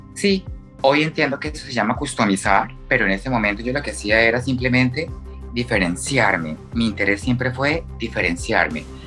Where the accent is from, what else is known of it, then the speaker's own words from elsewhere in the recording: Bucaramanga, Santander, Colombia; nací en Bucaramanga, eh, tengo 33 años